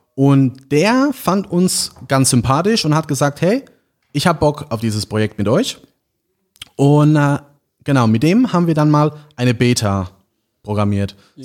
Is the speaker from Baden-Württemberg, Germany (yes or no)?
no; St. Martin, Rhineland-Palatinate, Germany; ich komme aus St. Martin, ist ein kleines Dorf äh, in der Nähe von Landau oder Neustadt an der Weinstraße